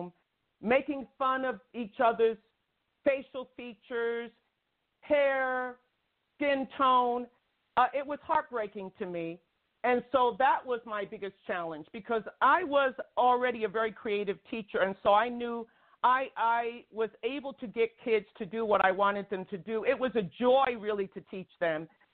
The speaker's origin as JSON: {"language": "English", "town": "New York City", "region": "New York", "country": "United States", "tie": "born or raised there", "also_born_or_lived": "Long Island", "said": "I grew up in New York City and Brooklyn"}